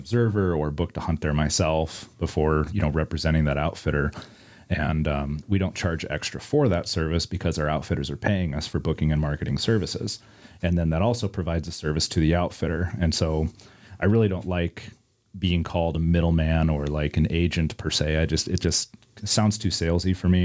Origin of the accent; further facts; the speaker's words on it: Iowa City, Iowa, United States; I'm born and raised in Iowa City, Iowa. I still live in Iowa City, Iowa.